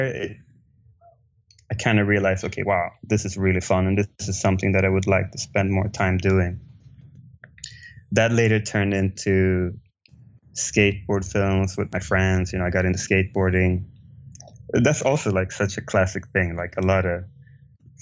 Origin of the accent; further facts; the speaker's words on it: Stockholm, Stockholm County, Sweden; I grew up in Stockholm, Sweden